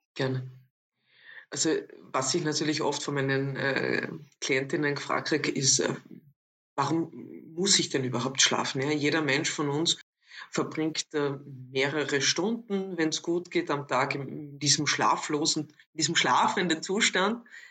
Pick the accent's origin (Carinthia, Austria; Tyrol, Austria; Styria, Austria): Carinthia, Austria; Villach; moved away as an adult; now in Vienna, Austria; Ursprünglich meine Wurzeln habe ich, wie man dann doch manchmal noch äh, unschwer erkennen kann, äh, an meiner Sprache in Kärnten. Also ich bin in Villach aufgewachsen